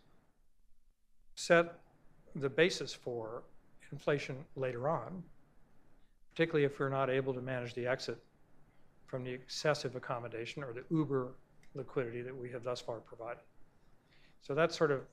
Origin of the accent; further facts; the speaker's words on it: Texas, United States; I'm a Texan